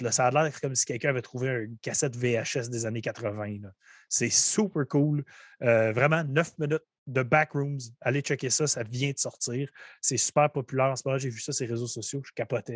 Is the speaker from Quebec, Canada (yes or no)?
yes; Gatineau, Quebec, Canada; chez nous à Gatineau